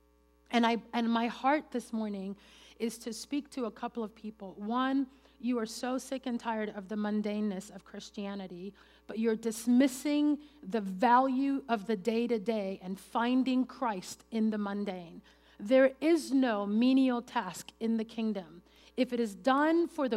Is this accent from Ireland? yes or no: no; Venezuela; English is a second language; moved away; I grew up in Venezuela, and English is my third language